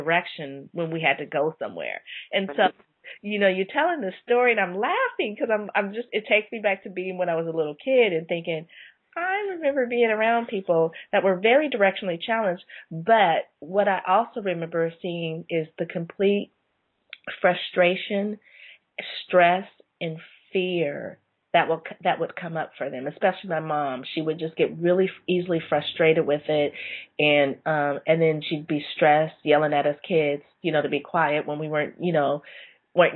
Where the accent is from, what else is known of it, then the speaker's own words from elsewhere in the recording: San Jose, California, United States; also born or lived in Palo Alto; as a little child, I remember we moved from Palo Alto to San Jose, and I probably was all of six